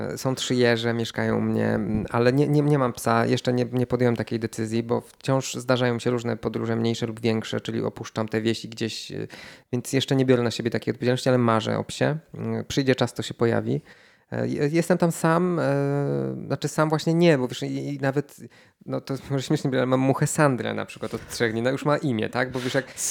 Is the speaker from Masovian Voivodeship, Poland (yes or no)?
no; Szklarska Poręba, Lower Silesian Voivodeship, Poland; Więc to jest w Dolnośląskim, ponieważ ja jestem ze Szklarskiej Poręby i mamy do siebie, i do jednych i do drugich mam blisko, mogę dojść na stację kolejową i ruszyć.